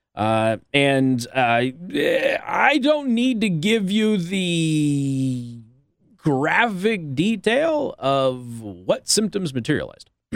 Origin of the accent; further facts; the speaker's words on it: Las Vegas, Nevada, United States; now in South Bend, United States; I'm from Vegas